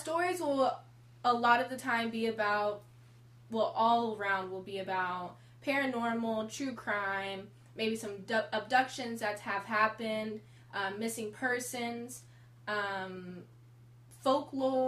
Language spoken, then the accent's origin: English; Texas, United States; We're two girls from Texas